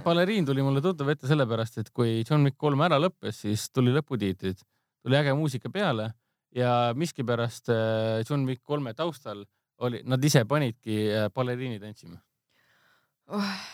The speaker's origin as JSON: {"language": "Estonian", "country": "Estonia", "said": "oleme eestlased"}